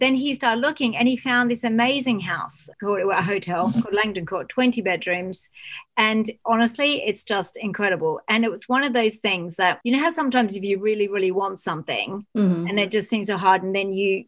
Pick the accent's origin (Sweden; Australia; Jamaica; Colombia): Australia; now in United Kingdom; I'm Australian